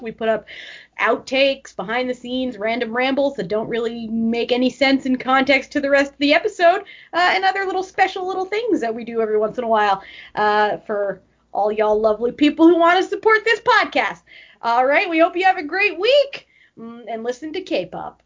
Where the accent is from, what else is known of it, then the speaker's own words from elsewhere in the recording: Moncton, New Brunswick, Canada; moved away; I have one wedding in November that's in my old hometown